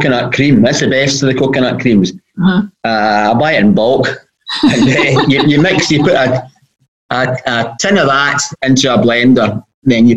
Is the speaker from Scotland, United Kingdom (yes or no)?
yes; Port Glasgow, Scotland, United Kingdom; also born or lived in Edinburgh; now in Kilmarnock, United Kingdom; I'm not from here, I'm from Port Glasgow.